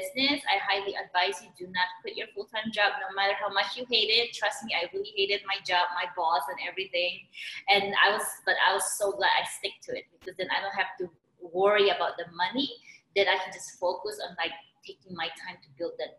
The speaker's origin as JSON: {"language": "English", "country": "Philippines", "tie": "born or raised there", "moved": "as an adult", "lives_now": "United States", "said": "I was born and raised in the Philippines"}